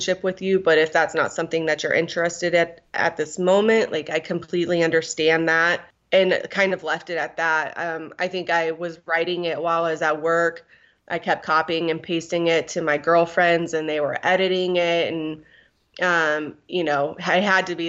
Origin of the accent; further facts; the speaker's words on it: Guam; I was born in Guam